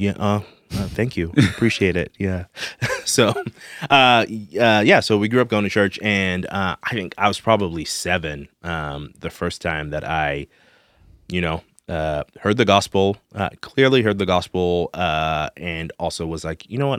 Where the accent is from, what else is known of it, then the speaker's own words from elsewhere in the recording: Zimbabwe; moved away as an adult; also born or lived in Denton, Texas; now in Texas, United States; I grew up in Zimbabwe, Africa